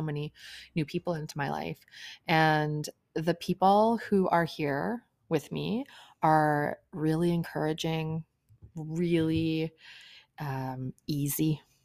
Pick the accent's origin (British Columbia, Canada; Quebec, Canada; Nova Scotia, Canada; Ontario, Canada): Ontario, Canada; Kenora; I grew up in Kenora, Ontario